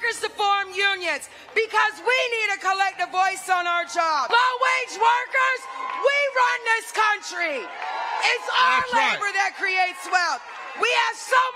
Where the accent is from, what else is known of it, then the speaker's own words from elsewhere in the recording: South Carolina, United States; My home state of South Carolina is like the rest of the South